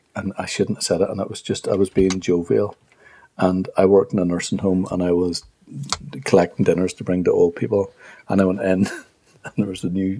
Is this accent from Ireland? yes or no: yes; Ireland; I'm from Ireland